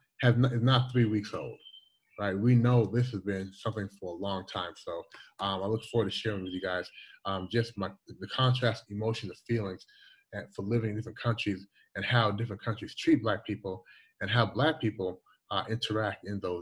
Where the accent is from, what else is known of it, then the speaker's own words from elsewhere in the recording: Louisville, Kentucky, United States; moved away as an adult; also born or lived in Toronto, Canada / Washington, D.C. / upstate New York; now in China; When I was 8 years old, almost 8 years old, 1980, we moved from Toronto to Louisville, Kentucky. My parents were Jamaican.